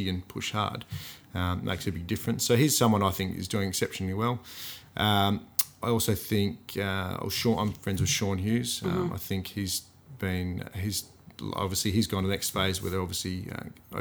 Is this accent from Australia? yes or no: yes; Gosnells, Western Australia, Australia; I'm from Gosnells.